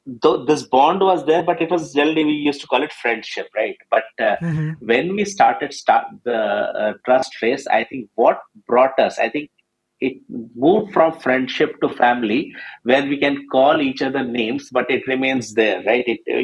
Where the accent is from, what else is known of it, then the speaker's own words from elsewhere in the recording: Madhya Pradesh, India; also born or lived in Ranchi / Calcutta / Chhattisgarh; I was born in Ranchi, but I grew largely between Calcutta, very, very few years, and then I had most of my schooling in Madhya Pradesh and Chhattisgarh, not in very big cities